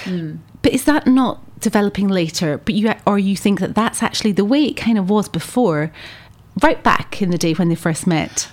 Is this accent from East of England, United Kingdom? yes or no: no; Edinburgh, Scotland, United Kingdom; moved away; coming from Scotland, I'm from Edinburgh, um, originally born and bred